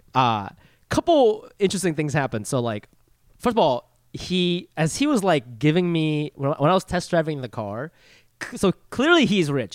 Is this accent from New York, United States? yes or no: no; Ohio, United States; moved away; where I grew up in Ohio